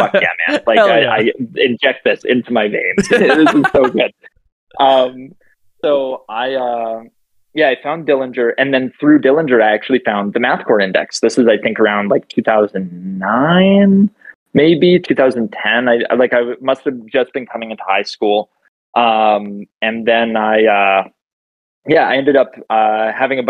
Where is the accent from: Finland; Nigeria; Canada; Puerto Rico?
Canada; Grande Prairie, Alberta; so basically I grew up in Northern Alberta. In this shitty place called Grand Prairie.